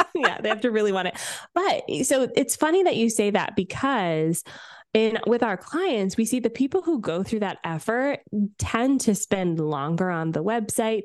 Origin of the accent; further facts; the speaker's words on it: Canada; I'm Canadian